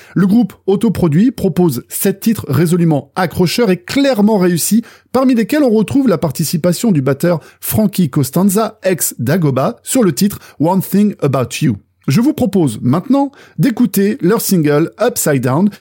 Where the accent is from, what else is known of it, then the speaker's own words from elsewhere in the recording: Brittany, France; ma terre natale, maternelle qu'est la Bretagne